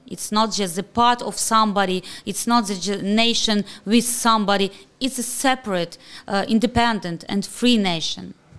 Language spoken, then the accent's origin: English; Kharkiv, Kharkiv Oblast, Ukraine; I'm so proud that I'm from Kharkiv.